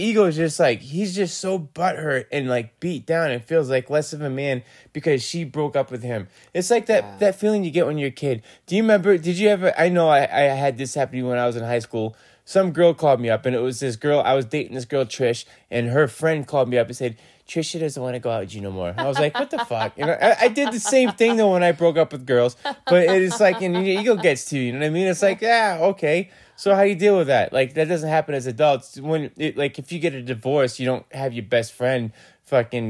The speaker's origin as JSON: {"language": "English", "town": "Gloucester", "region": "Massachusetts", "country": "United States", "tie": "born or raised there", "said": "I grew up in Gloucester, Massachusetts"}